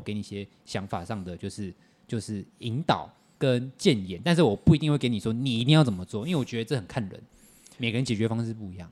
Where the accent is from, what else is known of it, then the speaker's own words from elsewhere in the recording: Taiwan; 我都是在台湾长大的